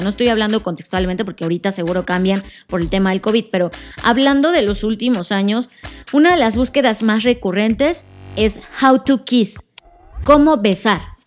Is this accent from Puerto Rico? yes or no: no; Mexico; nosotros como mexicanos